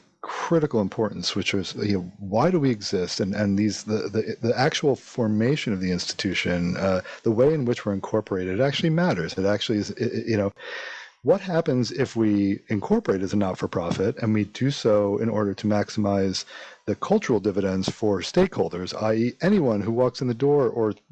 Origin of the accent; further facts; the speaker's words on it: New York, United States; moved away as an adult; also born or lived in Stanford, California; now in Chicago, United States; I grew up in New York. I listened to FMU for as a kid